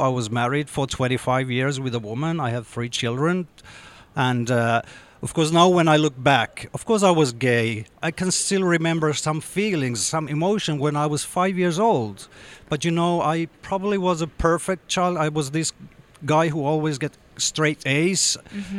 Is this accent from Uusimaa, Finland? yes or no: no; Jakobstad, Ostrobothnia, Finland; English is a second language; I grew up in Jakobstad, which is a Swedish-speaking small town by the coast up north.